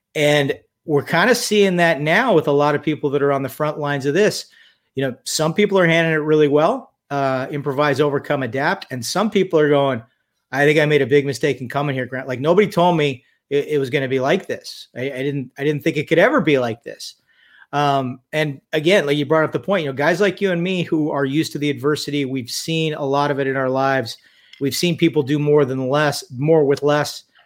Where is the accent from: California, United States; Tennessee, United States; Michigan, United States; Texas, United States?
California, United States; Redondo Beach; also born or lived in Tehachapi, California; I was born in Redondo Beach, California, in uh, the 1960s, shall we say? I'm 54 years old. Um, lived there until I was about 11 years old. Spent my formative years in a place called Tehachapi, California. Went to high school there.